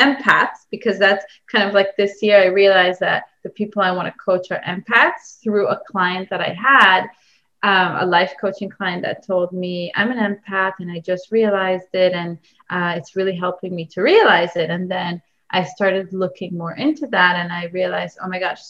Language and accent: English; Israel; moved away; I come from Israel